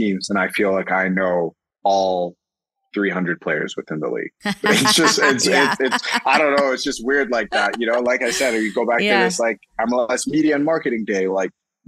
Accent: Toronto, Ontario, Canada; moved away as an adult; also born or lived in Louisville, Kentucky / Los Angeles; now in Toronto, Canada; Toronto, my hometown

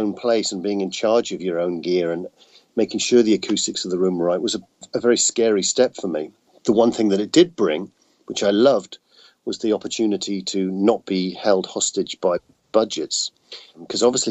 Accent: United Kingdom; now in Austin, United States; I'm definitely the Brit in Austin

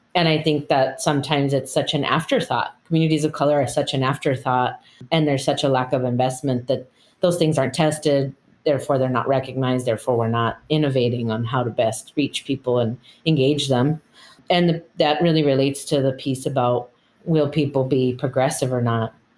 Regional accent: United States; I'm the daughter of immigrants, but I was born in the United States. I identify as Chicana.

